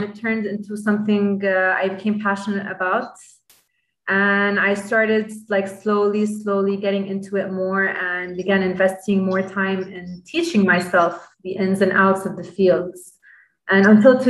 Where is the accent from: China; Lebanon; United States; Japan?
Lebanon; I'm purely Lebanese. I'm from Lebanon.